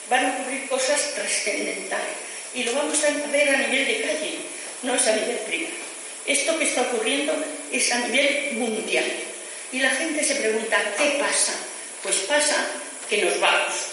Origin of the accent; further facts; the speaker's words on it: Region of Murcia, Spain; also born or lived in Valencia, Spain; vino a mi casa cuando yo nací, que nací en Valencia. Después nos fuimos a vivir a Murcia, porque mi familia es de Murcia